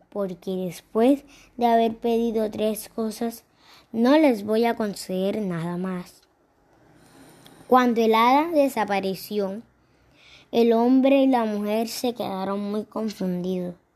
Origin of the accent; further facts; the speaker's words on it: Lorica, Córdoba, Colombia; born there; Nací en Lorica, en el Hospital San Vicente de Paul.